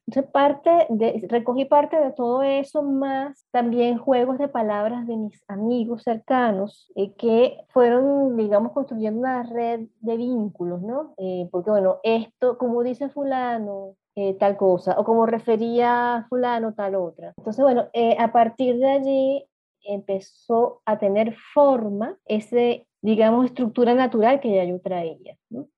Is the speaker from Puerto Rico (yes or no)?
no; eastern coast of Venezuela, eastern Venezuela, Venezuela; also born or lived in Caracas; yo soy del interior del país, aunque yo nací en Caracas, crecí en provincia, en la costa